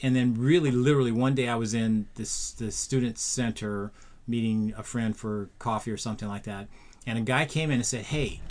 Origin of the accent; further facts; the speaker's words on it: Oakland, California, United States; also born or lived in Los Angeles, California; I would say Oakland. Even though I was partly raised in Los Angeles, I always claim Oakland as my home.